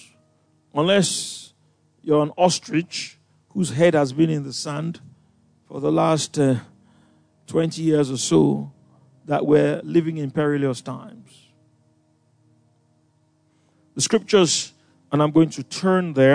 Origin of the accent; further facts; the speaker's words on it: Lagos, Nigeria; moved away; I grew up in Ikoyi